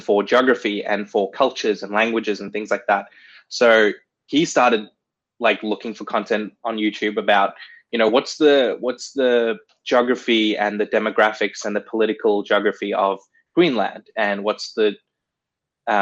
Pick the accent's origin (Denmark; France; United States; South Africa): South Africa; I was born in South Africa